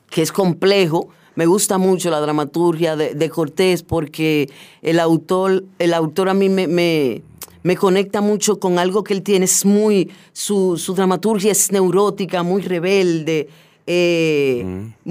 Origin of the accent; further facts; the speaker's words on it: Puerto Plata, Dominican Republic; now in Santo Domingo, Dominican Republic; Sí, yo soy de Puerto Plata